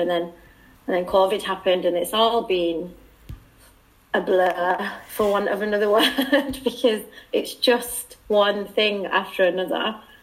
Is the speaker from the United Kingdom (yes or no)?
yes; United Kingdom; accent: British; moved away; I think I'm the only British person in Alcor.